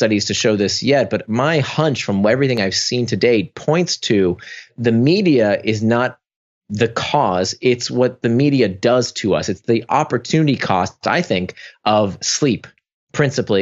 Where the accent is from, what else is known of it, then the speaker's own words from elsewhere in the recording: Orlando, Florida, United States; moved away as an adult; also born or lived in Atlanta / California; now in New York, United States; I grew up in Orlando